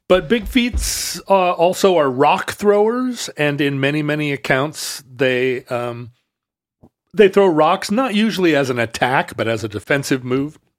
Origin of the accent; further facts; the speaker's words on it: Pacific Northwest, United States; I grew up in the Pacific Northwest